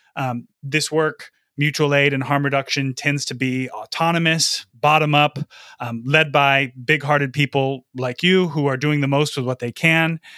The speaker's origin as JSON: {"language": "English", "town": "Lansing", "region": "Michigan", "country": "United States", "tie": "born or raised there", "said": "I'm recording from my hometown of Lansing, Michigan"}